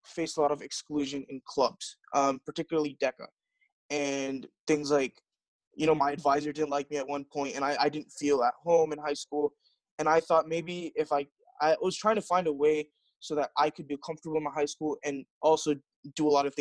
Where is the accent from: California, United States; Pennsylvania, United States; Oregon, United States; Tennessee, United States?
California, United States; Fremont; I was born here in Fremont, California. I pretty much was born and raised in California